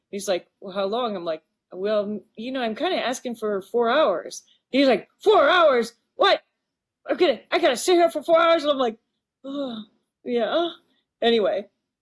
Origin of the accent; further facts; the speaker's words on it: Maquoketa, Iowa, United States; I would paint my hometown, right? And I opened up a storefront on Main Street